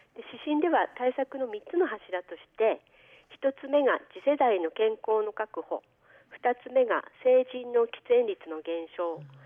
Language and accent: Japanese; Aomori, Japan; now in Hirosaki, Japan; 私は青森市出身ですが、はい、今では弘前市民としての年数の方が長くなって